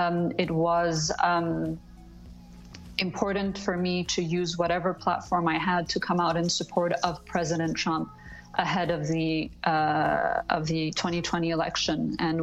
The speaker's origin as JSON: {"language": "English", "country": "Switzerland", "tie": "born or raised there", "said": "Switzerland is my home and my home country, I've been traveling to America multiple times a year since the age of 3 years old. So America is really like my second home."}